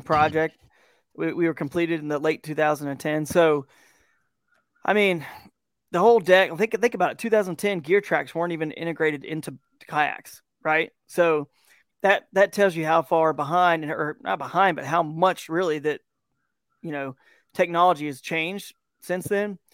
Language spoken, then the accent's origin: English; Georgia, United States; moved away as an adult; now in Kent, Ohio, United States; I'm from Georgia, and so what's beautiful now that I live in, uh, Northeast Ohio here in Kent, Ohio area